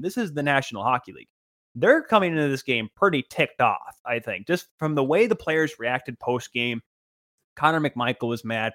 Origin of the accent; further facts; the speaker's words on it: Grand Rapids, Michigan, United States; I am from Grand Rapids, living in Grand Rapids, have grown up watching the Grand Rapids Griffins